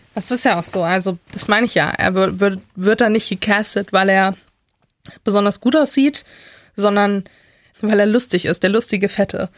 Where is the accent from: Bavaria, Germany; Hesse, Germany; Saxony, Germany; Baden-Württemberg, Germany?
Saxony, Germany; Leipzig; ich habe in meiner Jugend, in meiner Kindheit in Sachsen